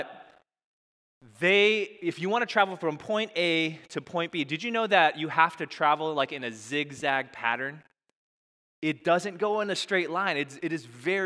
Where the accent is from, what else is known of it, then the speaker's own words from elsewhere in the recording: Chicago, Illinois, United States; moved away as an adult; now in Boston, United States; I was born and raised in Chicago